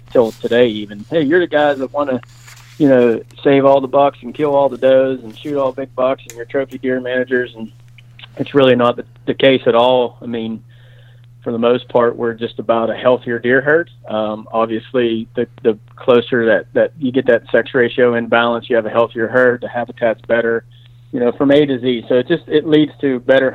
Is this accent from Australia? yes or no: no; Pennsylvania, United States; I grew up in Pennsylvania.